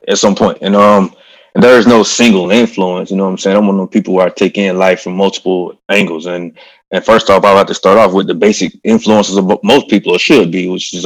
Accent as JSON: {"language": "English", "town": "Eatonton", "region": "Georgia", "country": "United States", "tie": "born or raised there", "moved": "as an adult", "said": "I'm from Putnam County, Eatonton, Georgia, middle of Georgia. Simple upbringing"}